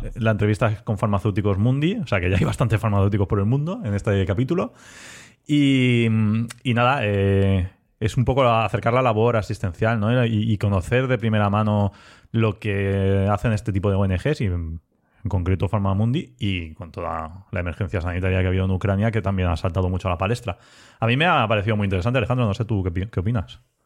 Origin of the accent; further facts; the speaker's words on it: Elda, Valencian Community, Spain; also born or lived in Ibi; trabajo en IBI, pero soy de ELA.